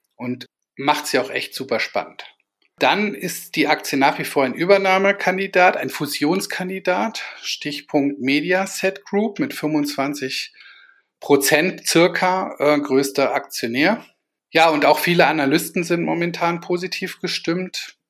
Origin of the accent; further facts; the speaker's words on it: Kassel, Hesse, Germany; aus Kassel, meiner Heimatstadt